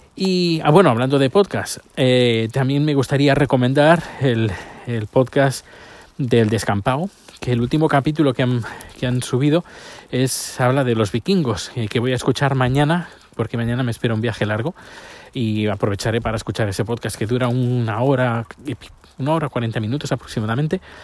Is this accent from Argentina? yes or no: no; Terrassa, Catalonia, Spain; la ciudad donde yo nací, mi ciudad natal, Tarrasa